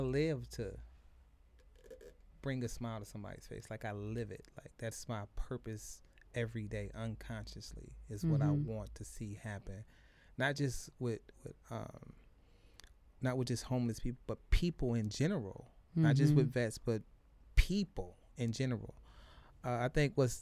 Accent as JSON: {"language": "English", "town": "Detroit", "region": "Michigan", "country": "United States", "tie": "born or raised there", "said": "I'm from the East Side"}